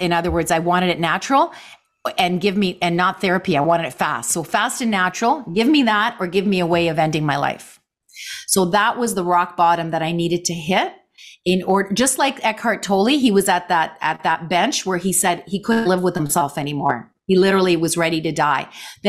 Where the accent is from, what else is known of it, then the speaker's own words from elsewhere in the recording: Canada; So we have that connection, Ken. We're both Canadian actors.